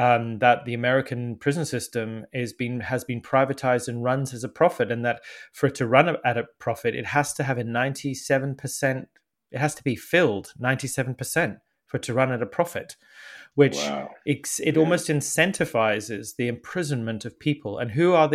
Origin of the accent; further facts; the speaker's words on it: Zimbabwe; moved away as an adult; also born or lived in England; now in United Kingdom; I grew up in Zimbabwe